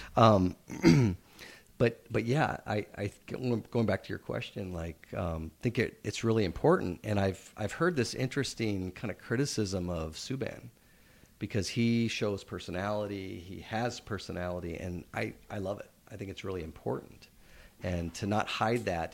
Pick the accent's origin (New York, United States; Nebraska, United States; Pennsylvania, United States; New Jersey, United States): Nebraska, United States; now in Edmonton, Canada; growing up in Nebraska and playing all kinds of sports, hockey wasn't um, particularly popular there